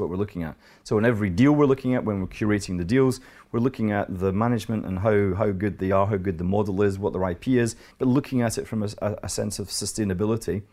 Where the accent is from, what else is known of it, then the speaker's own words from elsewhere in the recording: Scotland, United Kingdom; Here I am, an accountant, an investment banker, and I'm Scottish